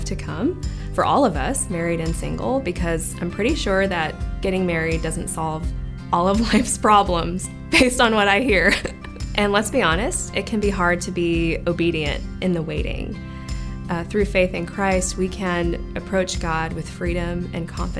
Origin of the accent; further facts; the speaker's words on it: Dallas, Texas, United States; moved away as an adult; now in Austin, United States; I am from the Dallas area, and I moved to Austin in 2006 to go to UT